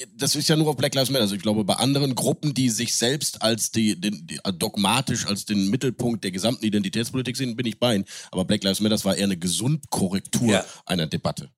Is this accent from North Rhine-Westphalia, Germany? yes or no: yes; Cologne, North Rhine-Westphalia, Germany; moved away; also born or lived in Munich; Ich habe als Kölner in München gelebt